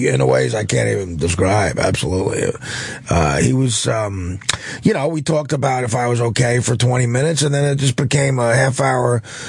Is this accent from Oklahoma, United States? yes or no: no; near Newark, New Jersey, United States; in Newark, close to my hometown